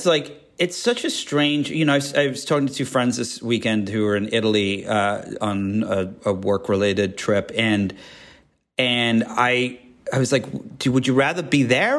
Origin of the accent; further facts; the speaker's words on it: England, United Kingdom; And, you know, growing up in England, like you felt the history.